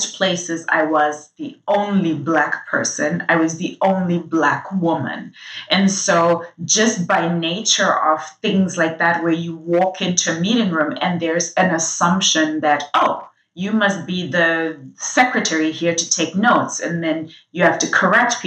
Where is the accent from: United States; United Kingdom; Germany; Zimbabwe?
Zimbabwe; I'm from Zimbabwe, and growing up, I grew up in a country at the time that I was born